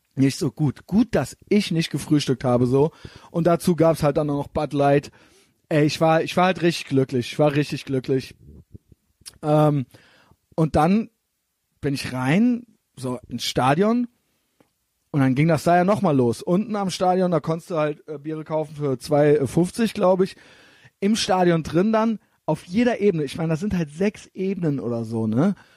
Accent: Germany; aus, aus Deutschland

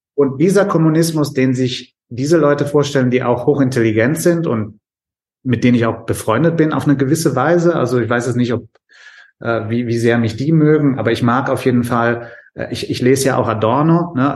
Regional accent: Germany; als Deutscher

